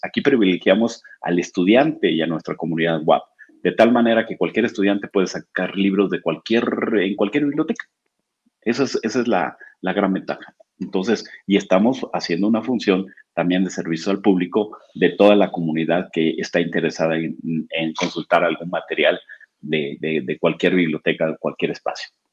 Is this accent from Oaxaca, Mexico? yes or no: yes; Oaxaca, Mexico; now in Puebla, Mexico; yo soy oaxaqueño de nacimiento